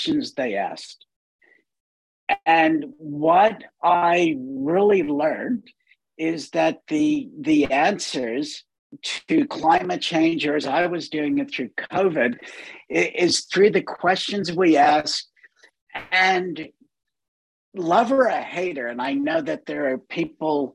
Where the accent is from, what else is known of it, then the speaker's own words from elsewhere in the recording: United States; moved away; I'm not American anymore. I've given up my American citizenship